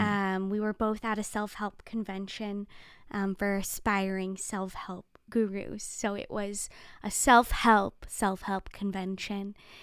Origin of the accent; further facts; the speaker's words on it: Calabasas, California, United States; I was born and raised in Calabasas, California.